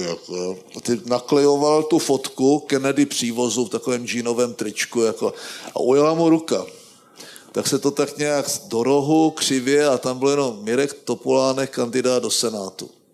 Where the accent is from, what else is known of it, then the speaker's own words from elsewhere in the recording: Moravian Wallachia, Czechia; já jsem z Valašska